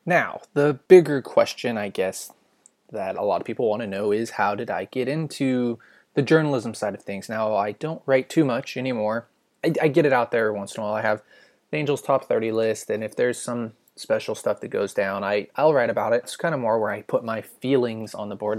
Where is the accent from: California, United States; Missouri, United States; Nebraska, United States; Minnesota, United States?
California, United States; I'm not fluent in English at all, even though born and raised in California.